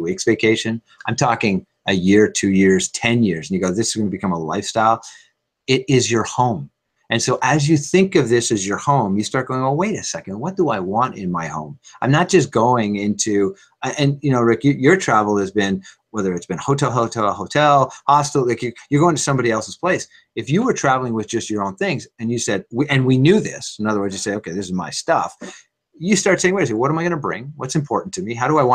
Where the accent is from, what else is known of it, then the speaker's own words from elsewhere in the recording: Montreal, Quebec, Canada; now in Toronto, Canada; I grew up in Montreal and now I live in Toronto